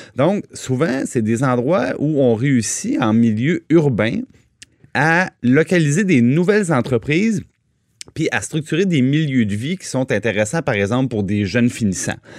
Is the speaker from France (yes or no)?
no; Trois-Rivières, Quebec, Canada; je viens de Trois-Rivières